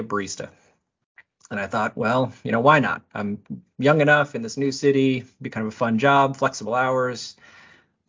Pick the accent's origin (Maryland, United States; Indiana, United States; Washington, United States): Indiana, United States; South Bend; I'm born and raised in South Bend, Indiana